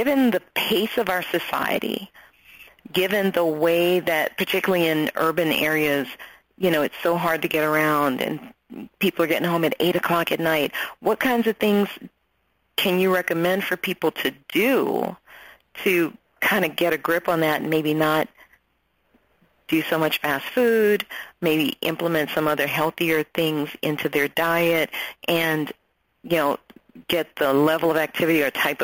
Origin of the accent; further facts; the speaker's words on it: New Orleans, Louisiana, United States; moved away as an adult; now in Atlanta, United States; I'm originally from New Orleans